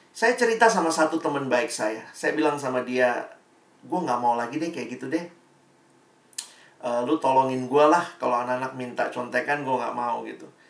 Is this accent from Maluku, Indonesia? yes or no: yes; Ambon, Maluku, Indonesia